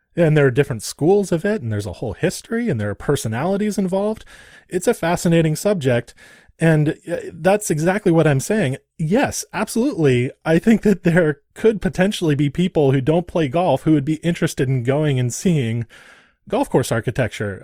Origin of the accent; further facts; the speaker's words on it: Santa Barbara, California, United States; I grew up in Santa Barbara, California.